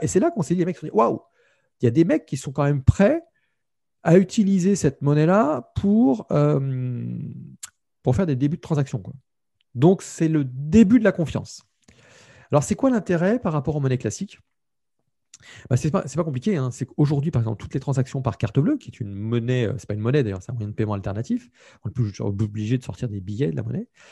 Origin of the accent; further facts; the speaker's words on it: France; je suis un Français